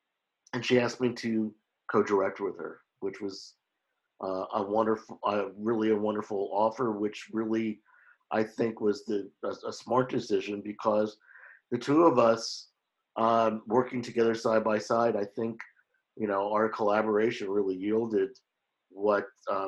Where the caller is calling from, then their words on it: Oakland, California, United States; I'm calling in from Oakland, California